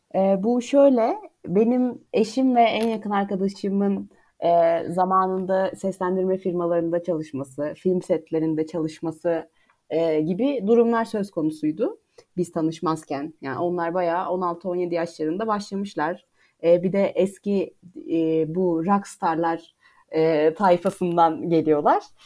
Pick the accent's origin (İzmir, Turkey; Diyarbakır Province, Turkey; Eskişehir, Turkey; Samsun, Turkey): Eskişehir, Turkey; moved away as an adult; now in Ankara, Turkey; ben de 93 Eskişehir doğumluyum. Ben de Eskişehir'den aslında e, konservatuar öğrenimim boyunca hiç ayrılmadım.